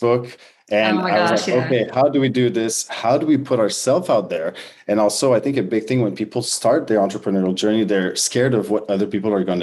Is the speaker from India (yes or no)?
no; Quebec, Canada; moved away as an adult; born and raised in French Canada